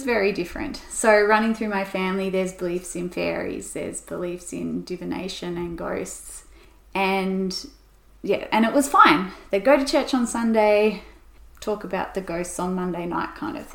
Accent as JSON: {"language": "English", "region": "Tasmania", "country": "Australia", "said": "We came out late, so I'm only fifth generation Tasmanian."}